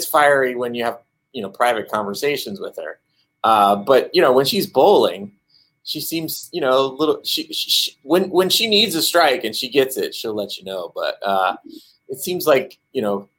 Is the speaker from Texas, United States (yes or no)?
no; California, United States; now in Arlington, United States; growing up in California